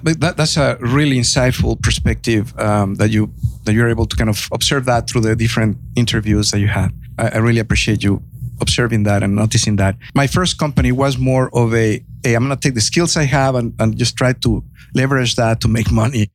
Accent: Mexico; now in United States; I have a heavy accent. I'm originally from Mexico.

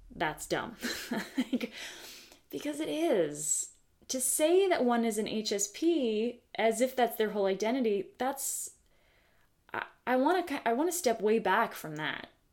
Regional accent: the Bay Area, California, United States; having been born and raised in the United States of America, specifically California, specifically the Bay Area.

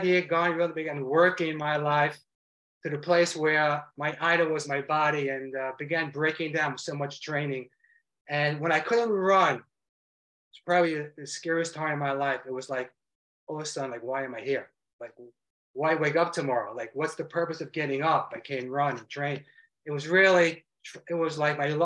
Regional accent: New York City, New York, United States; moved away as an adult; also born or lived in South Florida; I grew up in Brooklyn, New York, all Jewish friends and Jewish people

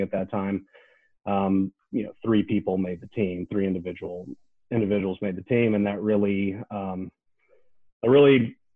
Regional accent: Knoxville, Tennessee, United States; I grew up in Knoxville, Tennessee, swam for Pilot Aquatic Club

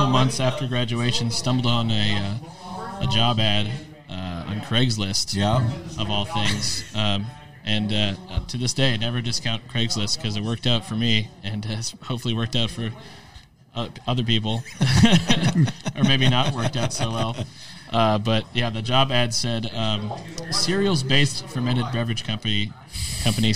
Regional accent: Lago Vista, Texas, United States; born or raised there; also born or lived in Austin, Texas

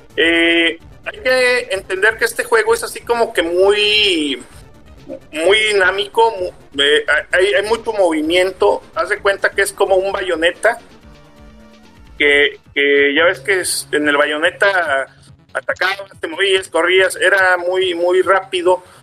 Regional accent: Mexico; como mexicanos

